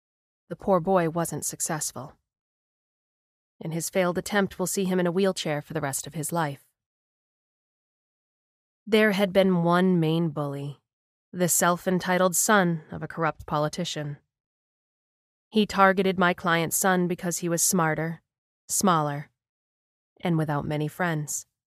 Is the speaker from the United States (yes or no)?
no; Ukraine; moved away; I have had a very hard life. I grew up in the Ukraine, and at 14 I was abducted by the mafia.